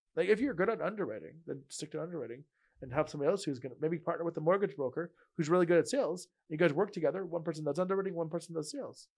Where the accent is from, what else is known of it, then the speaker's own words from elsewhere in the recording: Montreal, Quebec, Canada; I'm from Montreal